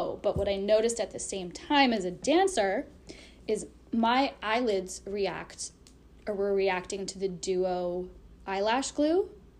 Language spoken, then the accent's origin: English; Canada; So I'm from Canada